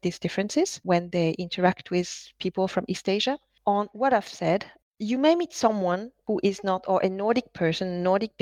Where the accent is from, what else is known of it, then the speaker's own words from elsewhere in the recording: France; English is a second language; moved away; also born or lived in Norway; a French Chinese lady who has lived in Norway, speaking in a language that is, you know, on my side, not my mother tongue